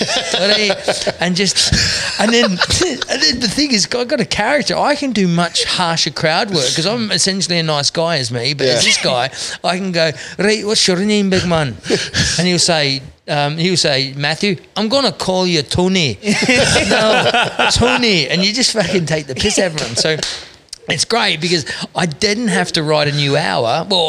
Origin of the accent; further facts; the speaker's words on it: Scotland, United Kingdom; They go, and immediately they just trust that I can do the best Aussie accent any Scotsman has ever done on stage.